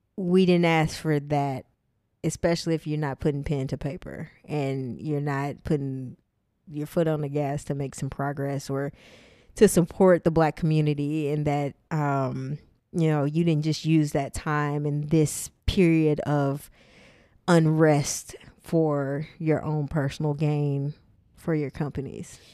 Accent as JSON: {"language": "English", "town": "Tyler", "region": "Texas", "country": "United States", "tie": "born or raised there", "moved": "yes", "said": "my hometown of Tyler, Texas"}